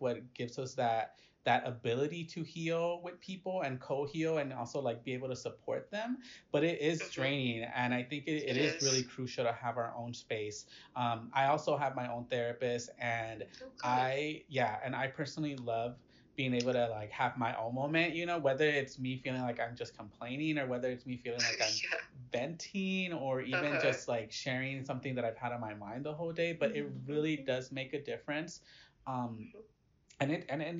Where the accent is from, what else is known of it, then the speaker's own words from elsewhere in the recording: Inglewood, California, United States; I'm from Inglewood